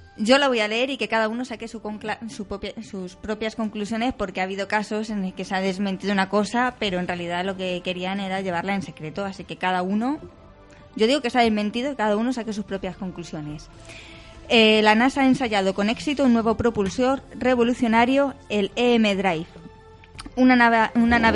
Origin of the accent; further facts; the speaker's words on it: Community of Madrid, Spain; somos del sur de Madrid